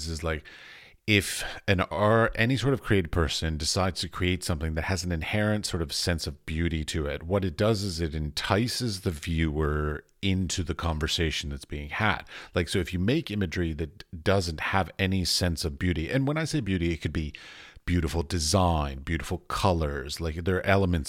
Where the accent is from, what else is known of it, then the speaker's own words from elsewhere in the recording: United States; moved away as an adult; now in Europe; I come from America, but I'm now in Europe.